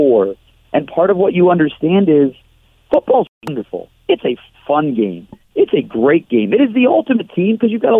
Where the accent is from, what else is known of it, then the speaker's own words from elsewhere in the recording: Detroit, Michigan, United States; I grew up in Detroit